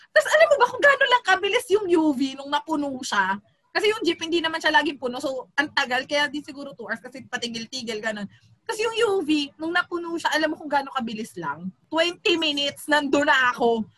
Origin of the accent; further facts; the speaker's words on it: Quezon City, Metro Manila, Philippines; taga Quezon City ako